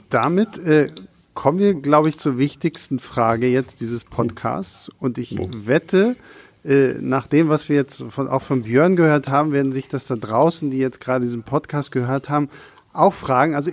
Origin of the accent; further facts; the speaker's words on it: Rostock, Mecklenburg-Vorpommern, Germany; ich komme ja äh, gebürtig aus Rostock und in Rostock haben wir eigentlich nur eine große Kinokette